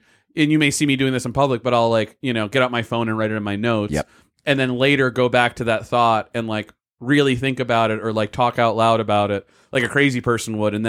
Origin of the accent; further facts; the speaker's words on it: Block Island, Rhode Island, United States; I have some jokes where I'll say I grew up on Block Island, you know, I was, you know, one of eight kids in my grade